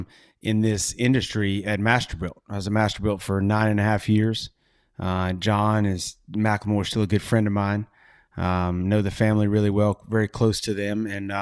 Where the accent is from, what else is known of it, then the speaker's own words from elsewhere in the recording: Southeast, United States; as a kid growing up in the Southeast, around cooking in the backyard, either my dad, my uncles, family.